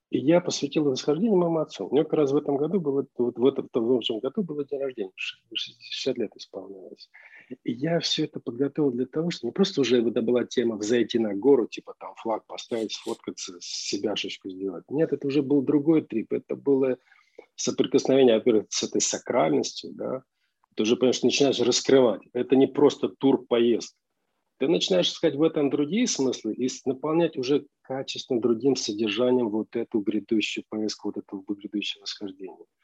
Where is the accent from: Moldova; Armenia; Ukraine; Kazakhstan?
Armenia; ну, я армянин, а арара для армянина это все равно, что там Сион или Гамаисев гора